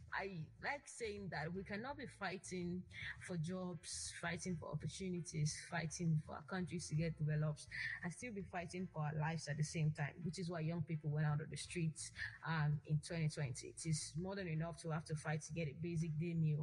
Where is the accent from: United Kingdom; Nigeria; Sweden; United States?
Nigeria; as a Nigerian living in Nigeria